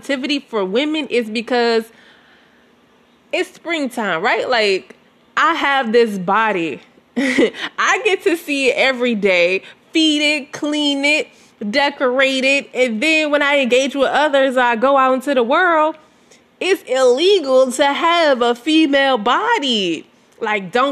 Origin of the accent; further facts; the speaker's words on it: Southern United States, United States; I grew up in Southern America